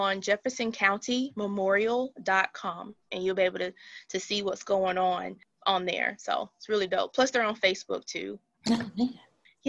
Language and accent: English; Brookside, Alabama, United States; Brookside is my hometown